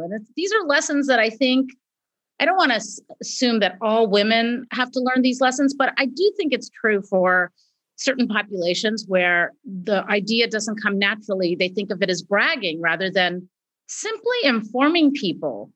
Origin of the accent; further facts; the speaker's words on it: California, United States; I was born here, you know, when you're the daughter of immigrant parents